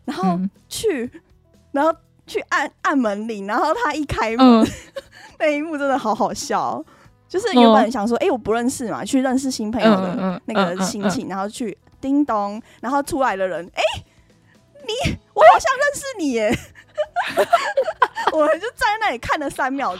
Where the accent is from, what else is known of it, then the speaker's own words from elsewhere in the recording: Taiwan; moved away as an adult; now in Japan; 我们是一起来自外地努力的台湾人，